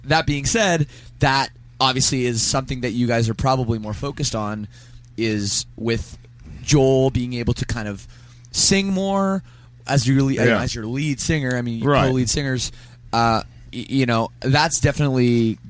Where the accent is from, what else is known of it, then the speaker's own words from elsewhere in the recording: Canada; I'm not Australian. I'm Canadian, and I've spent a lot of time in Australia.